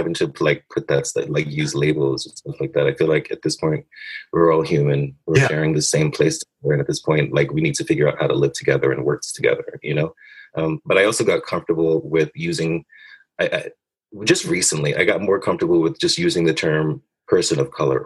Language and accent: English; New York City, New York, United States; I was raised in Brooklyn, you know, in low income neighborhoods